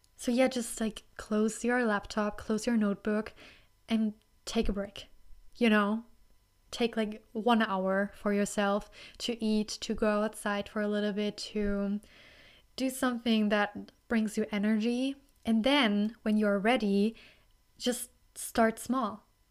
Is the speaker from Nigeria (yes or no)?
no; Germany; accent: German; English is a second language; I'm from Germany